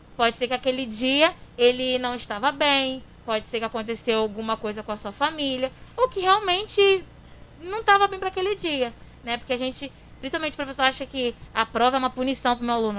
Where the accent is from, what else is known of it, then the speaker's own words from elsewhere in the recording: Queimados, Rio de Janeiro, Brazil; Também nasci e sou criada aqui em Queimados, minha cidade maravilhosa